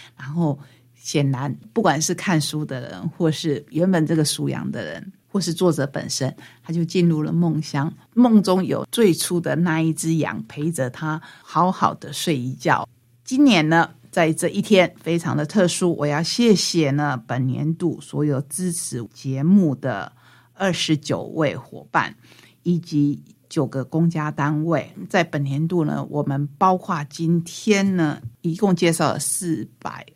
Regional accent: Taitung County, Taiwan; 当然我们台东人自己比较熟悉 我们在地的妈祖

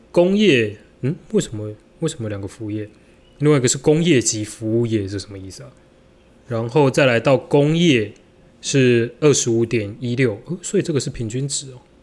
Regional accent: Taiwan; 我们是台湾人

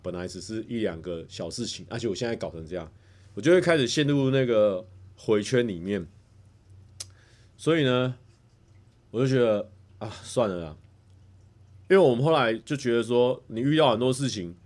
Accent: Taichung, Taiwan; 我在台中长大，我有一个爸爸、一个妈妈

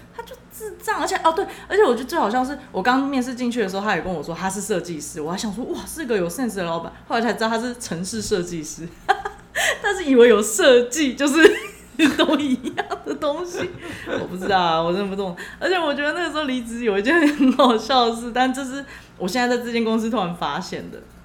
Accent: Taiwan; 我台湾人我是没有看过有人这样子的

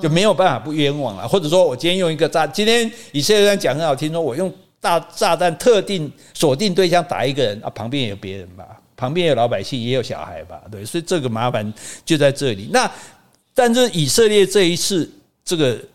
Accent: Taiwan; 如果我们台湾人也有这种经历

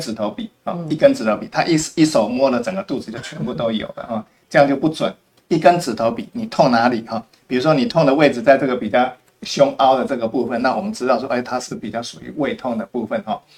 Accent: Taiwan; 我们台湾本人本身一般来讲的话，没有就碰过雪

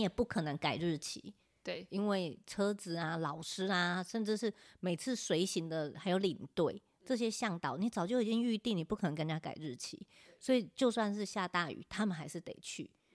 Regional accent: Taiwan; 我们可能身为台湾人，我们都知道户外教育很重要，因为我们有很棒的资源，我们有海，我们有山

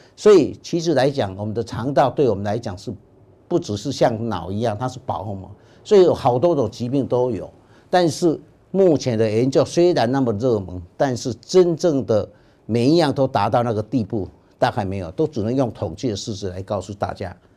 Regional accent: Taiwan; 而且我们台湾人的这些粪便的菌种，绝对跟欧洲人、跟白种人绝对是不一样的

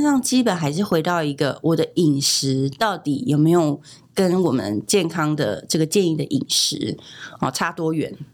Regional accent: Taiwan; 美国人没有像我们台湾人吃这么多豆制品

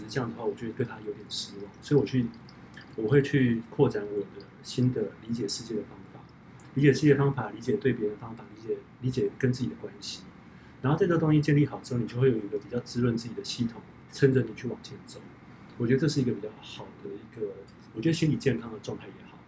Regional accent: Taiwan; 我们台湾人

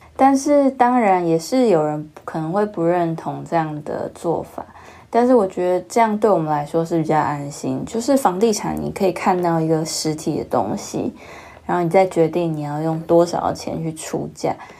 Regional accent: Kaohsiung, Taiwan; 我从小就是在比较好的学区长大。那其实我也经历过不好学区，就是我在小学一年级、二年级的时候是在一个比较郊区的国小。那后来就转学到，呃，高雄市的明星小学

